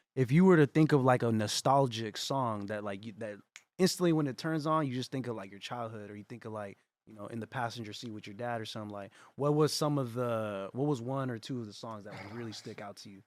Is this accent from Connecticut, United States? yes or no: no; San Jose, California, United States; we're from San Jose